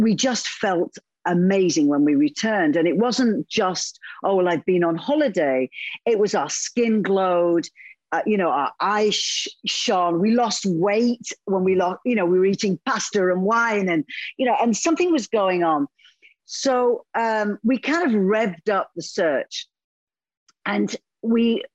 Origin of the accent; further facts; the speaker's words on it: United Kingdom; now in Italy; I'm European. I'm British.